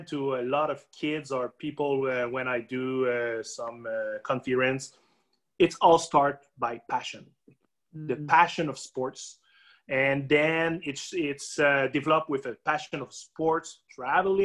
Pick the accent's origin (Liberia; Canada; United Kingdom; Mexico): Canada; Rouyn-Noranda, Quebec; Rouyn-Noranda, my hometown, located in Abitibi.